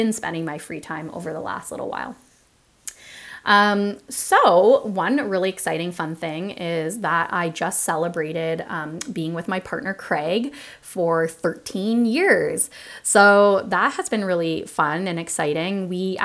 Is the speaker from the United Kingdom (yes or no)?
no; Toronto, Ontario, Canada; moved away; I'm initially from Toronto, Ontario